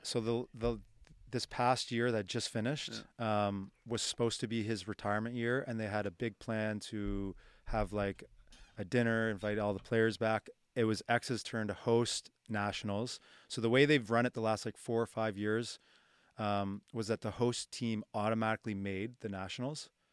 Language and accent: English; Halifax, Nova Scotia, Canada; where I grew up in the North End